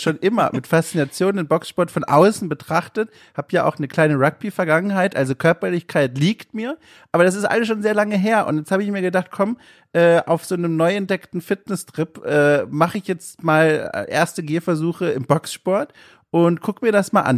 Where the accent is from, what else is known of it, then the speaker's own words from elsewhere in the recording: Southern Germany, Germany; now in Hamburg, Germany; Ich komme ja aus dem Süden ursprünglich und dort wird Radler gesagt